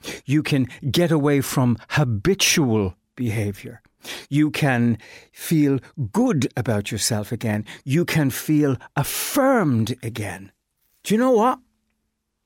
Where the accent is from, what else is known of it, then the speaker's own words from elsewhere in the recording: Ireland; as Irish people